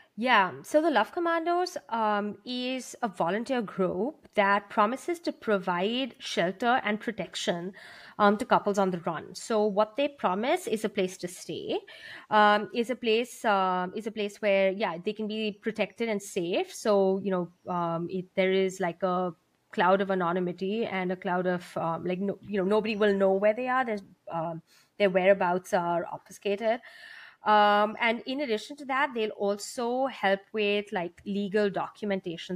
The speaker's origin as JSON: {"language": "English", "country": "India", "tie": "born or raised there", "moved": "yes", "said": "I grew up in India."}